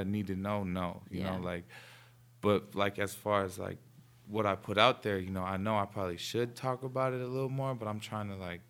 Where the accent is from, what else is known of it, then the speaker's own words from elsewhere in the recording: New York, United States; Born and raised in New York